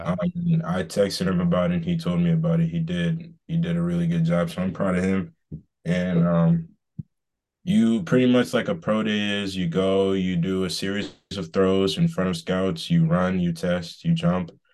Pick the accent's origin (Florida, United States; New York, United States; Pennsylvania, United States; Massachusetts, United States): Massachusetts, United States; Boston; moved away as an adult; also born or lived in Georgia; I'm from Boston, um, originally